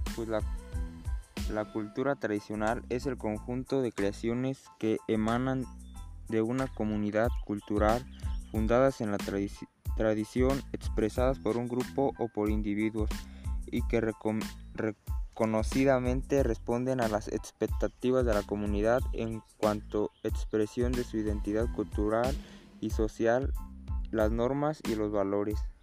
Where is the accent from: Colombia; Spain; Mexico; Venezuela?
Mexico; el culto mexicano que tenemos